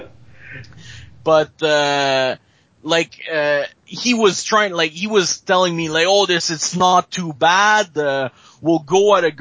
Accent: Montreal, Quebec, Canada; I'm from Montreal, basically. Okay. Just a little outside of it

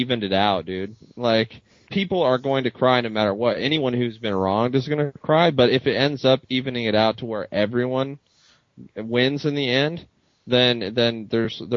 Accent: United States; I'm American

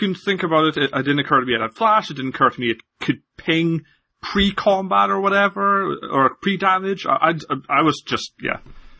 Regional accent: Scotland, United Kingdom; So, I apologize for my accent. I'm definitely Scottish. My parents were Scottish. My grandparents were all Scottish. I've only ever lived in Scotland, but I sound like this, so.

